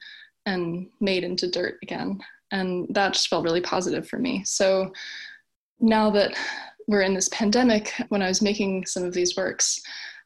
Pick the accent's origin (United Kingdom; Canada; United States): United States; Wilmington, Delaware; moved away as an adult; also born or lived in southern New Jersey / Newport, Delaware / Washington, D.C.; now in Catskill, New York, United States; I grew up in Wilmington, Delaware, and moved around in kind of different situations.